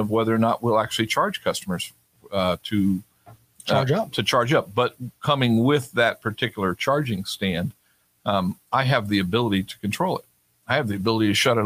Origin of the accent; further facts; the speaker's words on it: Sacramento, California, United States; moved away; I grew up in Sacramento